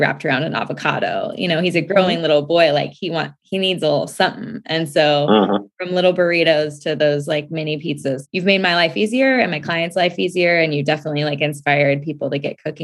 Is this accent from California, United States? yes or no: yes; Southern California, United States; we're SoCal natives, my husband and I and our kids